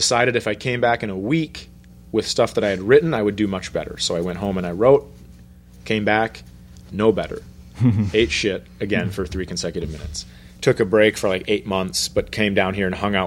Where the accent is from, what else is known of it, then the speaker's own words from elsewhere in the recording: United States; also born or lived in Fergus Falls, Minnesota; I'm from America